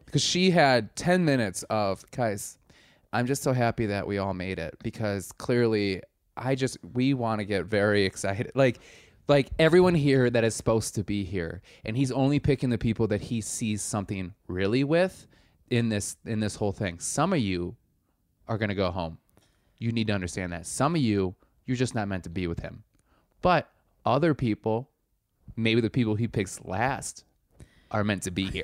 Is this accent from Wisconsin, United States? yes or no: yes; Milwaukee, Wisconsin, United States; I am from Milwaukee.